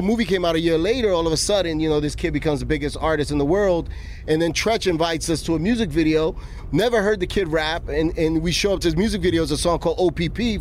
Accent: New York City, New York, United States; I grew up in Jamaica, Queens

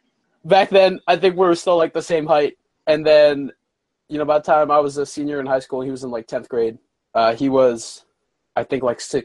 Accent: Dobbs Ferry, New York, United States; born or raised there

